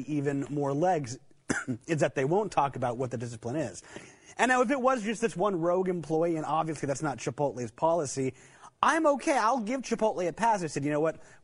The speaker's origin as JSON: {"language": "English", "town": "Albuquerque", "region": "New Mexico", "country": "United States", "tie": "born or raised there", "said": "growing up in Albuquerque"}